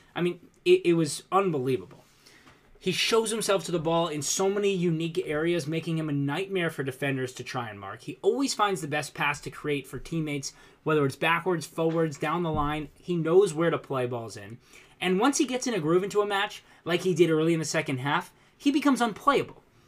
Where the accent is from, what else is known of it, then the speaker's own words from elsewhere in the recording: United States; as an American